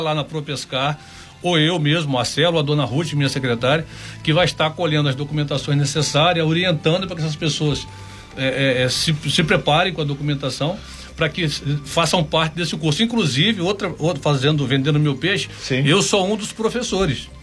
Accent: Angra dos Reis, Rio de Janeiro, Brazil; da nossa bela Ilha Grande, querida Ilha Grande, do meu coração, onde eu fui criado

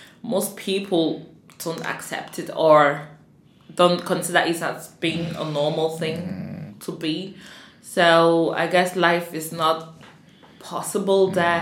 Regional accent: Cameroon; first language English and French; now in Liverpool, United Kingdom; I'm 25 and I come from Cameroon. In Africa.

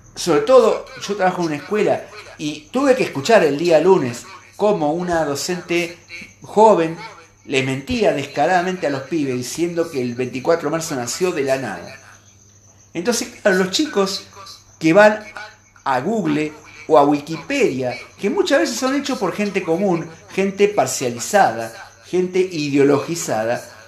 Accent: Argentina; como peronista, como periodista, como argentino

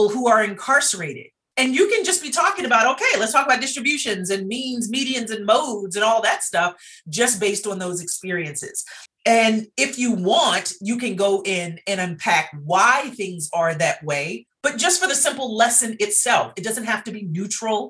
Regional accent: Baltimore, Maryland, United States; I'm also from Baltimore. And so I went to school my entire K-12

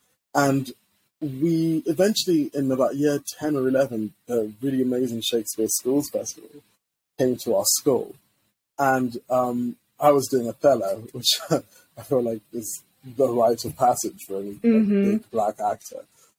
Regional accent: Zimbabwe; born there; moved away; I was born in Zimbabwe, right? And first-gen immigrant. And we came to this country

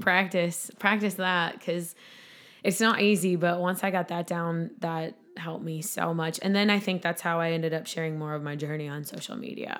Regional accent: Sauk Rapids, Minnesota, United States; This is in my hometown. It's in Sauk Rapids

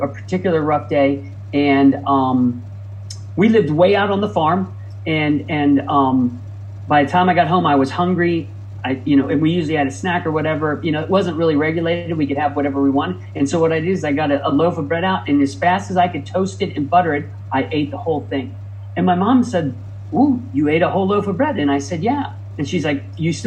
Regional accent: Midwest, United States; moved away as an adult; also born or lived in Ohio; now in California, United States; I grew up in the Midwest

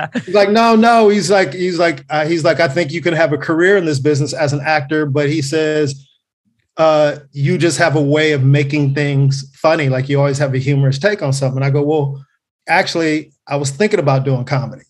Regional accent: Carson, California, United States; I'm born and raised in, in Los Angeles. Um, uh, Carson, California specifically. I grew up in Delamo.

